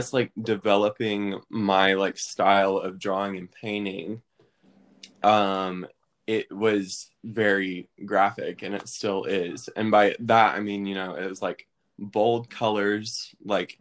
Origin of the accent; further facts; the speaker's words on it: Maryville, Tennessee, United States; I'm from Maryville, Tennessee, which is right near Knoxville